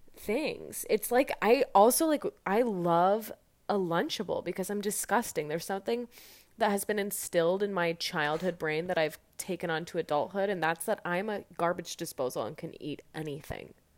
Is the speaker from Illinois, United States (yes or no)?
no; Fishers, Indiana, United States; now in Chicago, United States; I'm from Fishers, Indiana